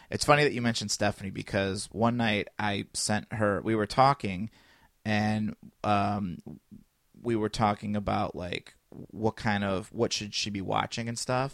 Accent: United States; I grew up in Chi, in, in Shareville, which we got all the Chicago channels.

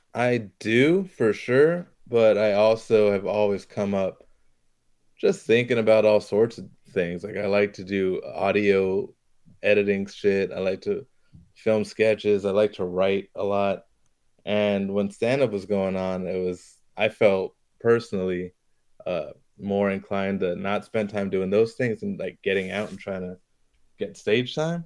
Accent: Hawaii, United States; moved away; I'm from Hawaii

